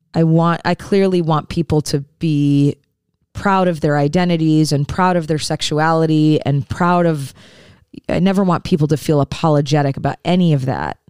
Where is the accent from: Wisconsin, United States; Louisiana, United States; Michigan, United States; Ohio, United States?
Michigan, United States; Detroit; moved away; I'm originally from the Detroit area